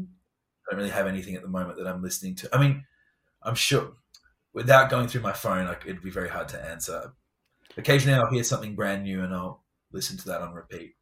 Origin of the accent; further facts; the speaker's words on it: England, United Kingdom; I'm English.